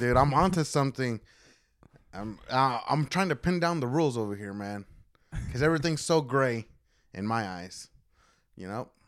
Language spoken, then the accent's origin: English; Oklahoma, United States; I am from Oklahoma